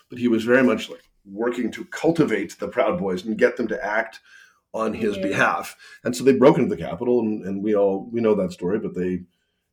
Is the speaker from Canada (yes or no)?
yes; Canada; I'm a Canadian